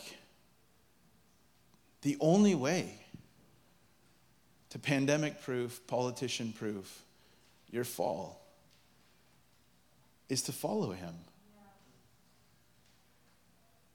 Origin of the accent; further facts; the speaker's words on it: United States; as an American